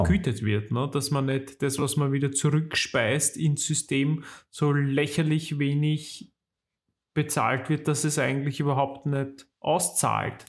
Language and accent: German; Weinviertel, Lower Austria, Austria; moved away; wenn ich in meine alte Heimat komme und ins Weinviertel rausfahre